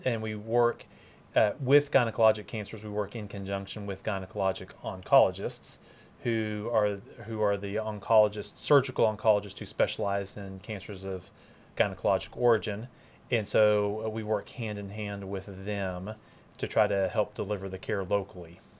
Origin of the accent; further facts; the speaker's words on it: Dallas, Texas, United States; born and raised in Dallas